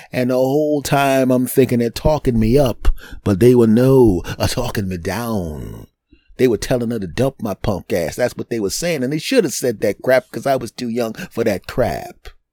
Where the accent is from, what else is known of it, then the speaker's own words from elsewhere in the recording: Philadelphia, Pennsylvania, United States; my hometown team